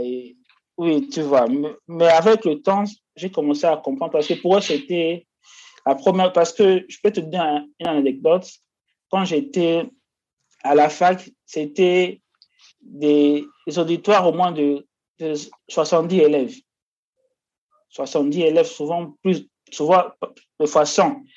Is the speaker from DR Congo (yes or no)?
yes; Kinshasa, DR Congo; moved away as an adult; now in India; je viens de la RDC, la République démocratique du Congo, précisément de Kinshasa